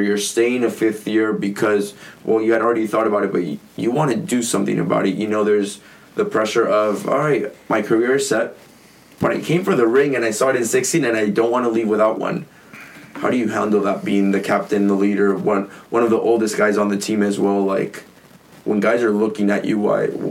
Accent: San Diego, California, United States; also born or lived in Mexico; I was born and raised in California. I just like slept for a few years in Mexico, but crossed the border every single morning

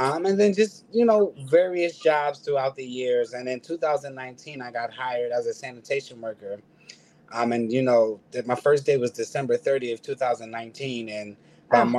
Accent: Philadelphia, Pennsylvania, United States; I'm born and raised in Philadelphia

